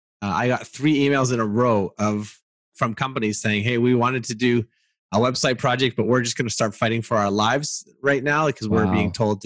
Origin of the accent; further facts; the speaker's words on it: Canada; As a Canadian